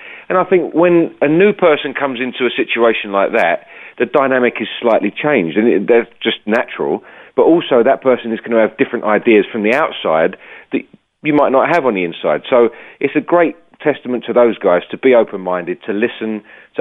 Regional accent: United Kingdom; being a Brit

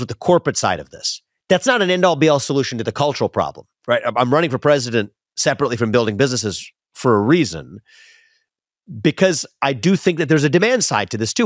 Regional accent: West Chester, Ohio, United States; where I grew up in Westchester, Ohio

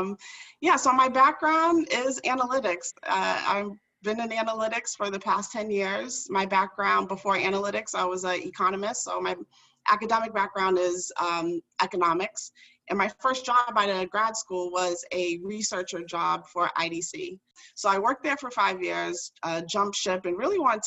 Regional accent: Boston, Massachusetts, United States; I grew up in Dorchester. So for the folks that aren't from Massachusetts, it's like a urban neighborhood in Boston

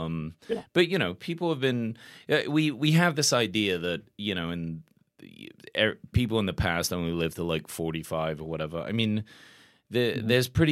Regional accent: England, United Kingdom; now in United States; growing up in England, we get tons of vaccines.

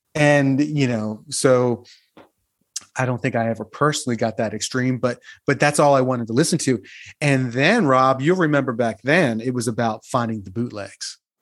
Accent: just outside of Atlantic City, New Jersey, United States; I'm from just outside of Atlantic City

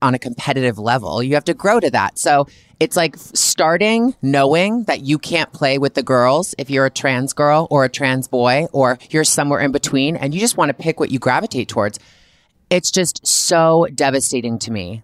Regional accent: Canada; I'm a Canadian girl

